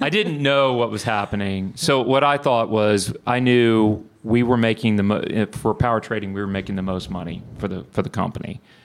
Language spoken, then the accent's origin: English; Bryan, Texas, United States; also born or lived in Houston, Texas; I grew up in Bryan